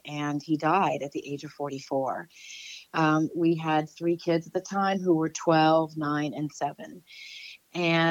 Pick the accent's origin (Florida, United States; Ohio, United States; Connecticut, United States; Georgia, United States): Connecticut, United States; Westport; also born or lived in New York City, New York; now in Los Angeles, United States; I grew up in Westport, Connecticut, which is a suburb of New York City